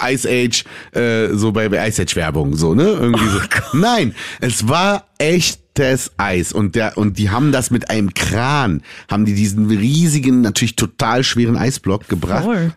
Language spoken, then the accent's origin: German; Berlin, Germany; ich bin in Berlin geboren, ich bin Deutscher.